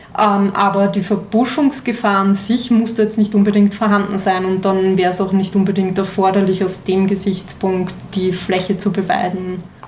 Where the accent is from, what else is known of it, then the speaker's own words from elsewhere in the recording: Austria; hier bei uns in Österreich